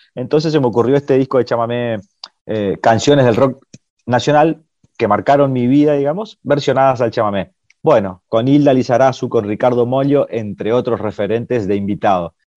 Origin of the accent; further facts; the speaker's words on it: Corrientes, Argentina; yo soy un artista correntino